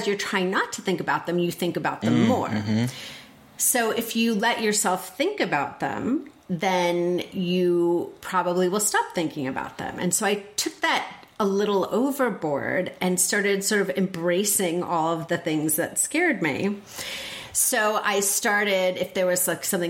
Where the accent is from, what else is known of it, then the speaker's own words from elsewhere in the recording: northern New Jersey, United States; In New Jersey.